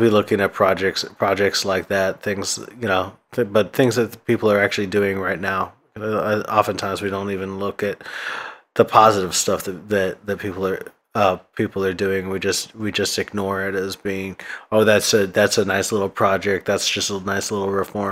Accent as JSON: {"language": "English", "town": "Vallejo", "region": "California", "country": "United States", "tie": "born or raised there", "said": "I grew up in Vallejo mostly."}